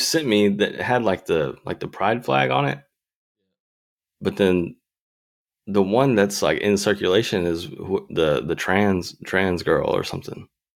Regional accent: Texas, United States; I'm from Texas, man.

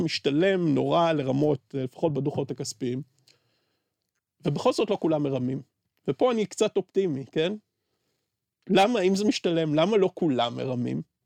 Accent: Beersheba, Southern District, Israel; אני בתור באר שבעי שגדל בשכונת פשע

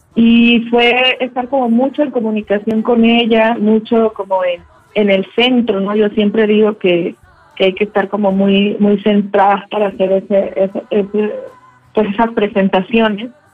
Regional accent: Mexico

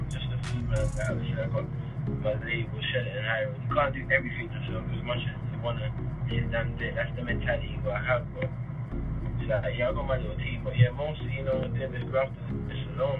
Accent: United Kingdom; born in the UK. Both my parents being Jamaican

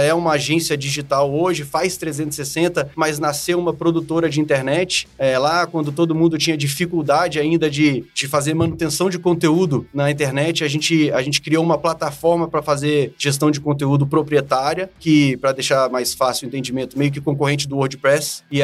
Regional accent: Brasília, Federal District, Brazil; born there; eu sou, eu sou brasiliense, nasci aqui em Brasília

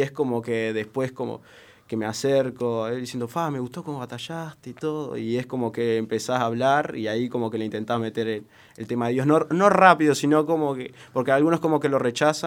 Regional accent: Salto, Uruguay; now in Montevideo, Uruguay; me mudo de Salto, eh, yo soy salteño, hace tres años que estoy acá en Montevideo

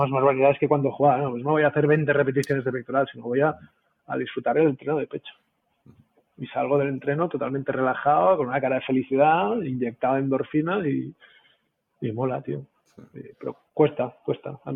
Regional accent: Catalonia, Spain; siempre soy catalán

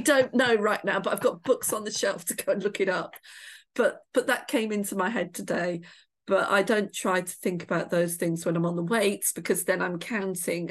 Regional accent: Shropshire, West Midlands, United Kingdom; moved away; I grew up in a pub in the middle of nowhere. It was a country pub in Shropshire

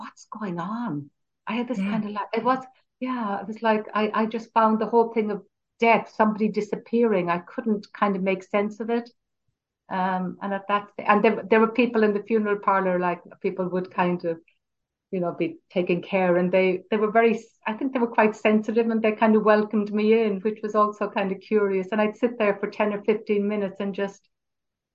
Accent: Cork, Munster, Ireland; I'm from Cork

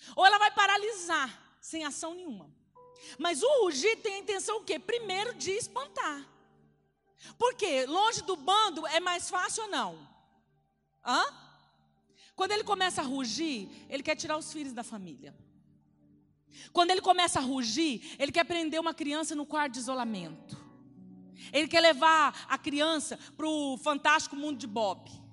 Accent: Pedro Gomes, Mato Grosso do Sul, Brazil; moved away; Que eu, eu, eu, vim lá de Pedro Gomes

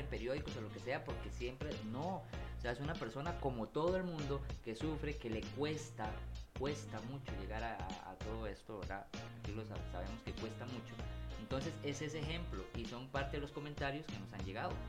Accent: San Ramón, Alajuela, Costa Rica; soy de San Ramón

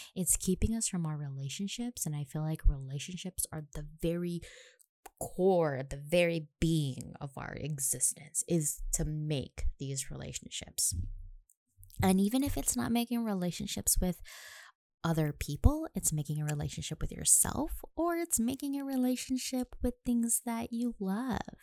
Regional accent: Nanakuli, Hawaii, United States; moved away as an adult; now in Pearl City, United States; I was born and raised on the west side of Oahu, graduated from Nanakuli High and Intermediate School

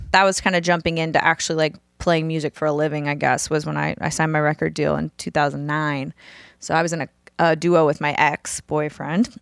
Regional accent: New Orleans, Louisiana, United States; moved away as an adult; now in Nashville, United States; grew up in New Orleans, mostly Southern Louisiana, I moved to Nashville

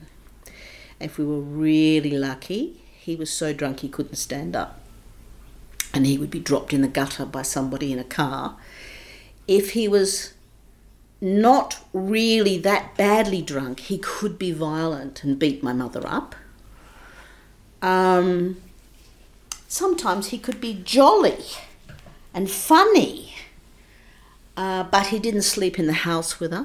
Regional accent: Adelaide, South Australia, Australia; moved away as an adult; also born or lived in England; I grew up, I was born in Adelaide

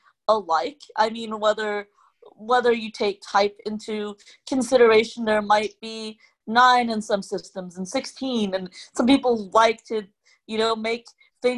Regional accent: Hong Kong; first language Cantonese; English is a second language; moved away; I'm an immigrant from a subsection of a country, a big country named China, and I'm originally from Hong Kong

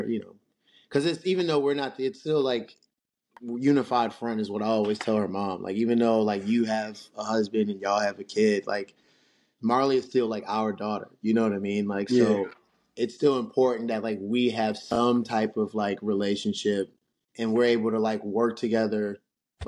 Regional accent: Lanham, Maryland, United States; also born or lived in Baltimore County, Maryland; I grew up in Lanham, like, PG County. I went to school in Lanham. And then I moved to Baltimore County

